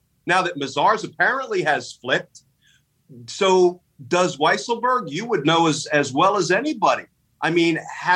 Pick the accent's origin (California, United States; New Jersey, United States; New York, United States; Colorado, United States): New Jersey, United States; I grew up in a fairly conservative household. My pop was a high school football coach in New Jersey.